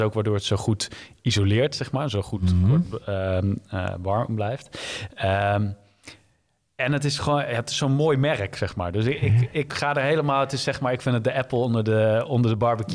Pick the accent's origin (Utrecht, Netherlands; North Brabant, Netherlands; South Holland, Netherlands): Utrecht, Netherlands; Leusden; ik ben ja, heel veilig in een dorpje Leusden, wat bij Amersfoort ligt, uh, opgegroeid